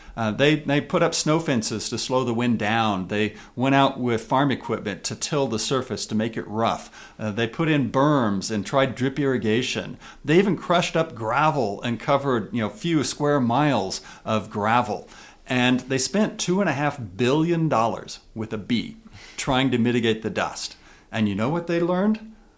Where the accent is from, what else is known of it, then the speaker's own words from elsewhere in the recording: Kansas, United States; now in Utah, United States; I grew up in Kansas where there were no mountains at all.